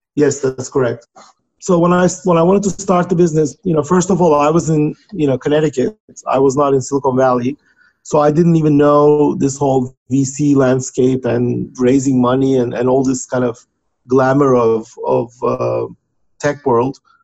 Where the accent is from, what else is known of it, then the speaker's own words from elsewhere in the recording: Turkey; moved away as an adult; now in United States; was born and raised in Turkey